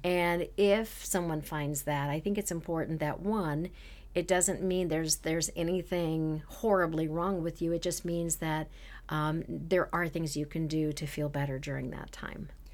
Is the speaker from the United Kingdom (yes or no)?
no; Canada; moved away; I'm originally from Canada